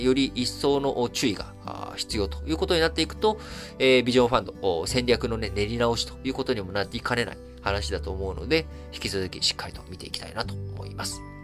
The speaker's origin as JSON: {"language": "Japanese", "country": "Japan", "tie": "born or raised there", "said": "生まれも育ちも日本"}